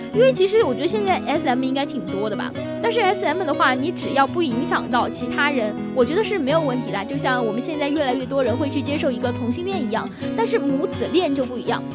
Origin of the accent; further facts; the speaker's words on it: China; 其实我们中国人确实就还是比较传统的